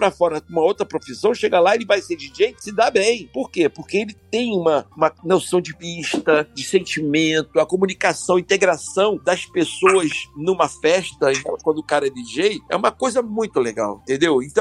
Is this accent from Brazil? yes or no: yes; Brazil; Quando toca lá no interiorzão lá, eu sei como eles estão me ouvindo, porque é minha cultura, sou brasileiro.